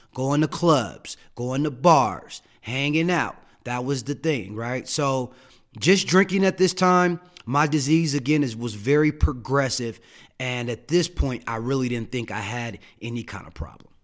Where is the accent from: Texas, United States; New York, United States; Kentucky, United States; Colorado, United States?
Colorado, United States; Denver; also born or lived in Saint Louis, Missouri; I grew up here in Denver, Colorado. I was born in Saint Louis, Missouri